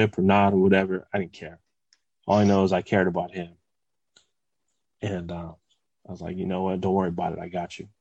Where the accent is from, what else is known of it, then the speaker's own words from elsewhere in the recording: West Covina, California, United States; I was from West Covina